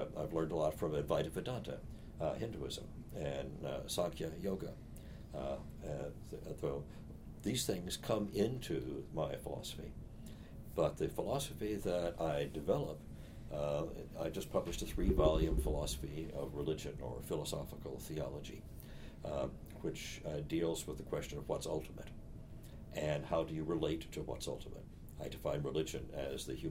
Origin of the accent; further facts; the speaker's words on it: Missouri, United States; now in Boston, United States; I was raised in Missouri